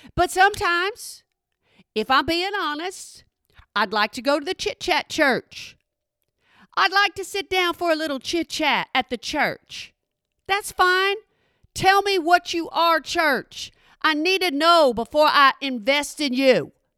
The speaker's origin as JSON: {"language": "English", "region": "Texas", "country": "United States", "said": "I'm from Texas"}